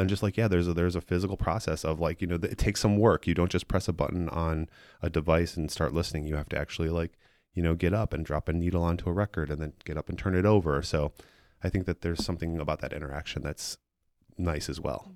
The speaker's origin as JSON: {"language": "English", "town": "Chicago", "region": "Illinois", "country": "United States", "tie": "born or raised there", "also_born_or_lived": "San Francisco / Alameda", "moved": "as an adult", "said": "I am from Chicago. I grew up, um, on the far northwest side in Edison Park"}